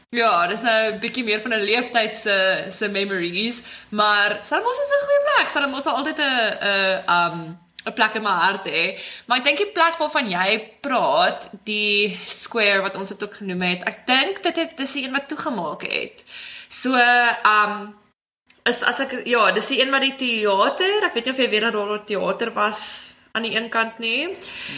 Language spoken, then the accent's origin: Afrikaans; Garden Route, Western Cape, South Africa; ons kom van die Garden Route af.